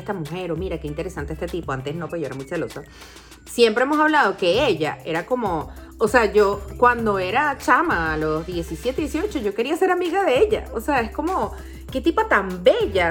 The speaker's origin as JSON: {"language": "Spanish", "town": "Caracas", "region": "Capital District", "country": "Venezuela", "tie": "born or raised there", "said": "yo crecí y viví en Parque Central mucho tiempo"}